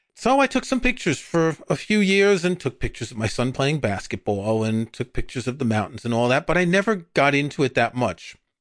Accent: New York, United States; moved away; I grew up in New York.

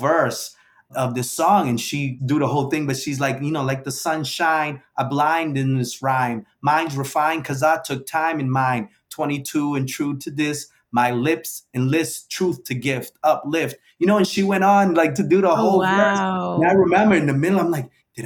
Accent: New Bedford, Massachusetts, United States; I was from New Bedford and not New York

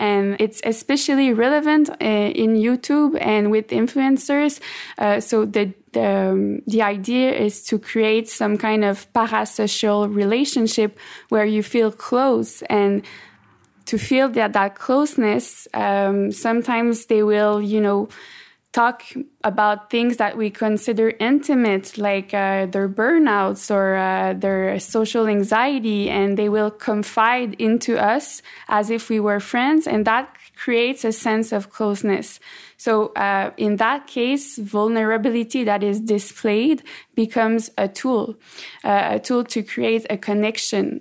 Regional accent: Quebec, Canada; first language French; English is a second language

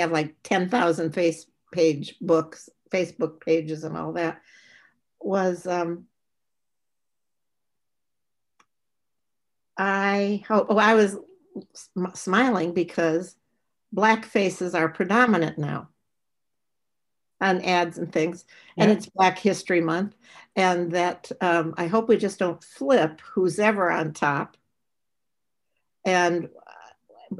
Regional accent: Gary, Indiana, United States; now in Portland, United States; I grew up in Gary, Indiana.

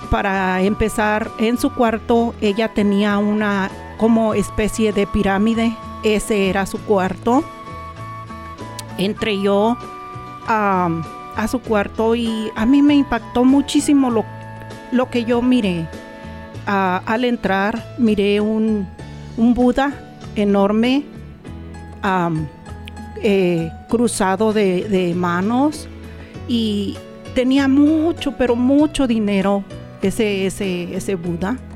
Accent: Comonfort, Guanajuato, Mexico; moved away as an adult; also born or lived in Querétaro; eh, originaria pues de México, el estado Guanajuato. Mi pueblo se llama Comonfort, Guanajuato.

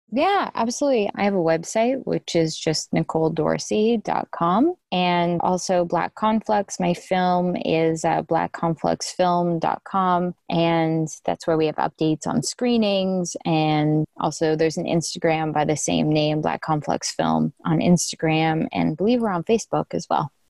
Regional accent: Canada; moved away as an adult; now in United States; I'm Canadian, so I've been in the States for about four years now

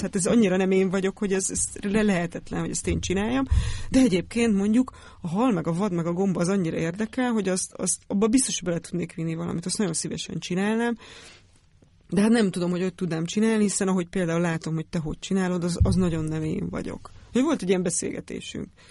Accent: Great Hungarian Plain, Hungary; Al- Alföldön nőttem fel

